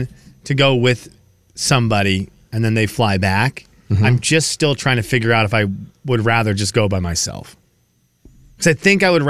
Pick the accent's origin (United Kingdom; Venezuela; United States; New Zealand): Venezuela; because I do want to visit some people that I grew up with in Venezuela who live along the route.